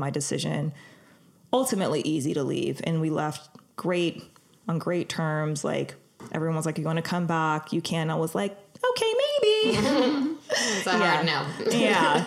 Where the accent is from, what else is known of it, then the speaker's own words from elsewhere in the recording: Los Angeles, California, United States; I'm from Los Angeles. I was born and raised here